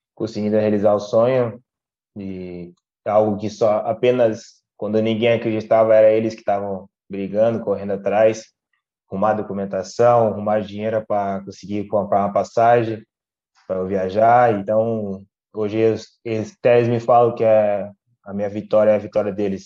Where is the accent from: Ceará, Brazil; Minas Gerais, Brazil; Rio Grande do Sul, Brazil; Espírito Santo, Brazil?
Rio Grande do Sul, Brazil; Passo Fundo; moved away as an adult; also born or lived in São Paulo; now in Portugal; eu saí de Passo Fundo